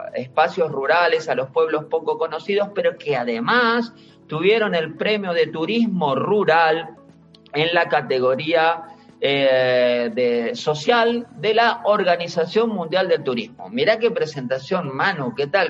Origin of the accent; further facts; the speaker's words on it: Bahía Blanca, Buenos Aires Province, Argentina; also born or lived in Andalusia, Spain; now in Spain; mi ciudad natal, en Bahía Blanca, en Argentina, en toda la provincia de Buenos Aires